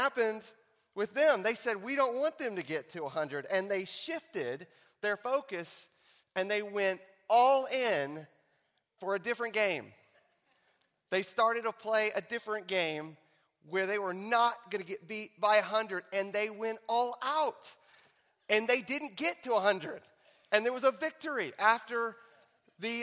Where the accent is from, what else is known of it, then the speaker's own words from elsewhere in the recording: Texas, United States; here in Texas in my hometown